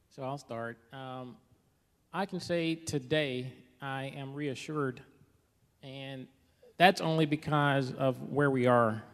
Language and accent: English; Mississippi, United States; I grew up in the South as well, from Mississippi